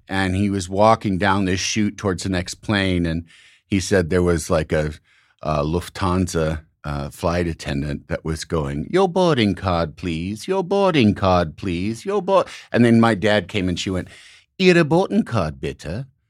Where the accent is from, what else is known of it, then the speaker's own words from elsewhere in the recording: outside of Chicago, Illinois, United States; moved away; I grew up outside of Chicago